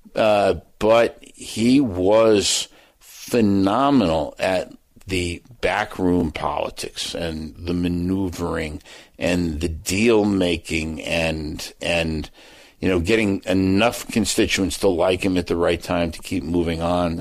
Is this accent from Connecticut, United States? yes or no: no; New Jersey, United States; I'm from New Jersey